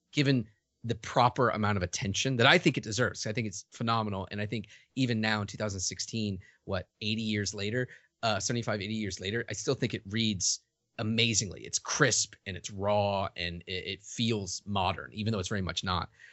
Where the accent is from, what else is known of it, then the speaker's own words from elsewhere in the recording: Richmond, Virginia, United States; moved away as an adult; also born or lived in New York; I grew up in Richmond, Virginia, primarily in Richmond, Virginia